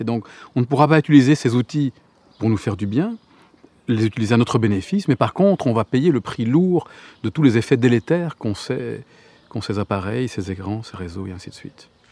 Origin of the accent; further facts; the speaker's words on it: Gorges du Verdon, Provence-Alpes-Côte d'Azur, France; là où j'ai grandi, dans les, dans les gorges du Verdon